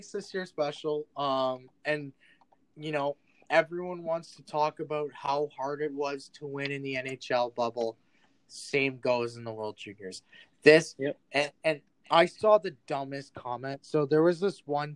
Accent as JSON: {"language": "English", "country": "Canada", "said": "I'm Canadian"}